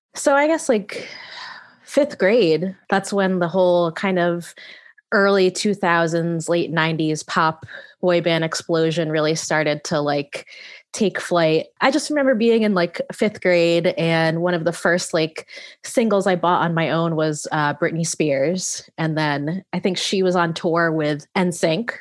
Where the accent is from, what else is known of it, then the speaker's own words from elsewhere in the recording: Connecticut, United States; growing up in Connecticut, which is where I'm from